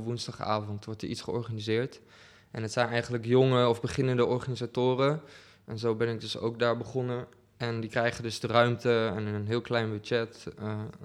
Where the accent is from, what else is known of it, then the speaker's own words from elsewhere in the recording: Deventer, Overijssel, Netherlands; moved away as an adult; now in Utrecht, Netherlands; ik kom oorspronkelijk uit Deventer en ik woon hier nu dik zeven jaar